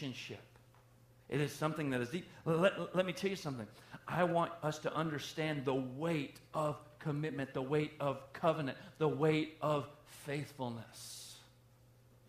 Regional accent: the South, United States; I am from the South

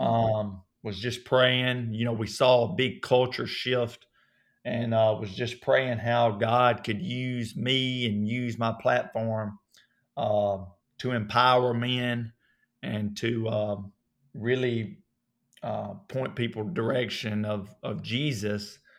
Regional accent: Coleman, North Alabama, United States; accent: southern; I grew up in North Alabama, so they, they went to my, uh, a town or close to m, where I grew up, uh, called Coleman

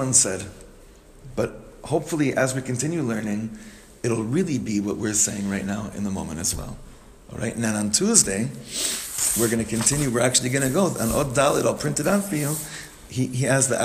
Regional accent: Israel; I grew up here from the age of 9

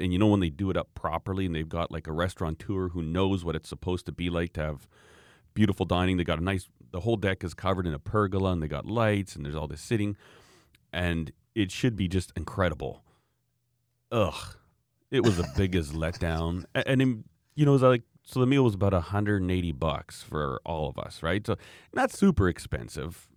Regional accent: Canada; being a Canadian

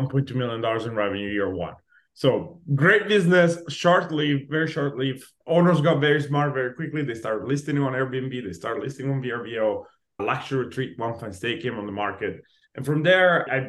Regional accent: Italy; moved away as an adult; now in Los Angeles, United States; I was born and raised in Italy. I moved to LA specifically when I was 21.

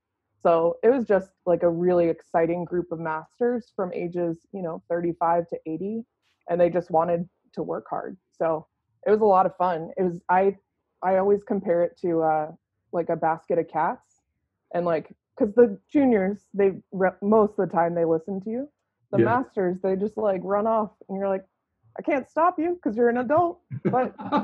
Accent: Virginia, United States; moved away as an adult; also born or lived in North Carolina / Seattle; I'm from Virginia, went to school in North Carolina.

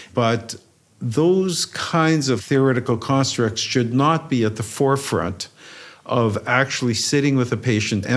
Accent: Romania; moved away; I was born in Romania

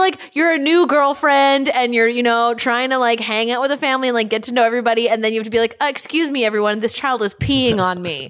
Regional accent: Canada; as a Canadian citizen

